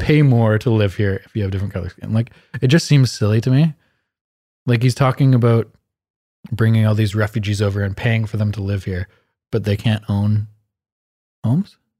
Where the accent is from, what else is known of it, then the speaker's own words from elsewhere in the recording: Canada; We're like Canadian people that were born and raised here that speak English